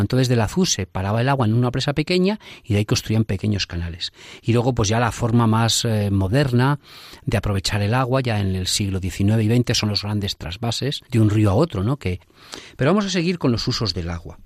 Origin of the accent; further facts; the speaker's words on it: Salamanca, Castile and León, Spain; los que somos de Salamanca